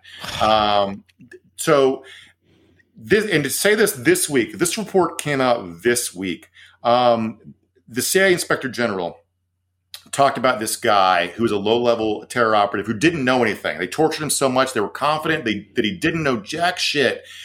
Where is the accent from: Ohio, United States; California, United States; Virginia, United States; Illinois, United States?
Virginia, United States; Virginia, my home state.